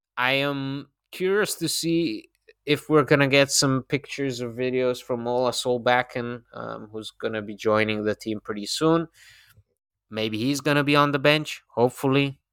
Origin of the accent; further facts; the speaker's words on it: Bologna, Emilia-Romagna, Italy; I'm from Bologna